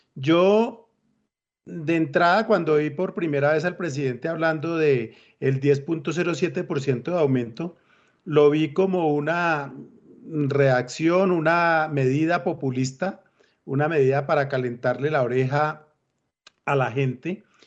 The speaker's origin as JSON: {"language": "Spanish", "country": "Colombia", "said": "me siento feliz de ser colombiano"}